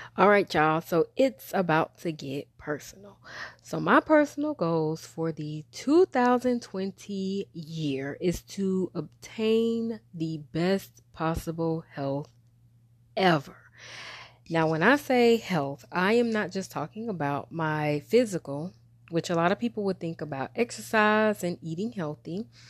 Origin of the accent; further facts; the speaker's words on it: Wilmington, North Carolina, United States; now in Raleigh-Durham, United States; my hometown, where I'm from, which is Wilmington, and the Raleigh-Durham area, which is where I currently live